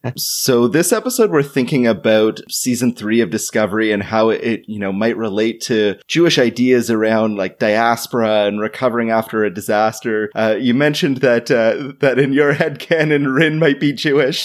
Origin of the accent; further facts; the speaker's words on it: Toronto, Ontario, Canada; my hometown